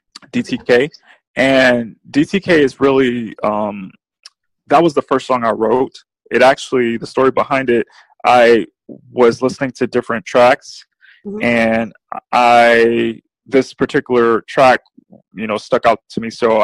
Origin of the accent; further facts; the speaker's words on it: New Orleans, Louisiana, United States; also born or lived in San Diego; I lived in San Diego a part of my childhood, but mostly I grew up in New Orleans, Louisiana.